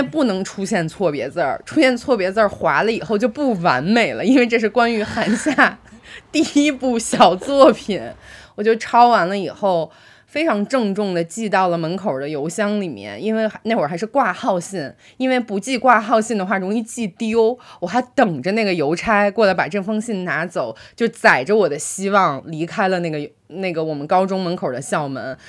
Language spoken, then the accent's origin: Chinese; Baoding, Hebei, China; 我来自于河北保定一个很小的一个城市